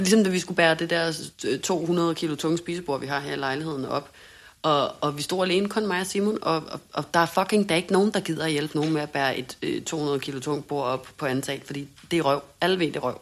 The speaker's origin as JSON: {"language": "Danish", "country": "Denmark", "moved": "as an adult", "lives_now": "Hamburg, Germany"}